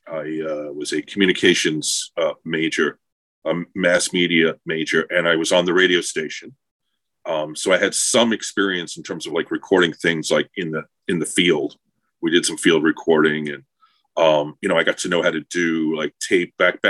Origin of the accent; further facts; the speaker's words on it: New York, United States; As a New Yorker, or, you know, Long Islander with access to New York culture